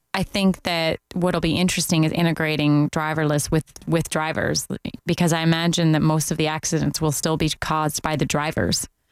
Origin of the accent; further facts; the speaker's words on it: Canada; moved away as an adult; also born or lived in Toronto; now in Orlando, United States; being Canadian